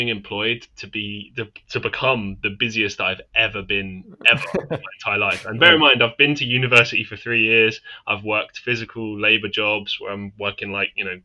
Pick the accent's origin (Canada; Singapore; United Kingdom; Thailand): United Kingdom; I'm from the UK.